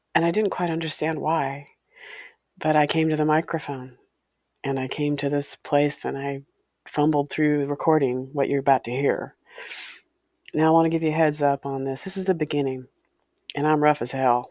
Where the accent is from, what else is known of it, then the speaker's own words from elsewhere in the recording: Walla Walla, Washington, United States; A haunted house I grew up in, in Walla Walla, Washington. My hometown